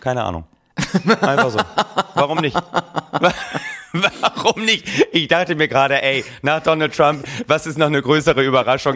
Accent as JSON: {"language": "German", "country": "Germany", "said": "als Deutsche"}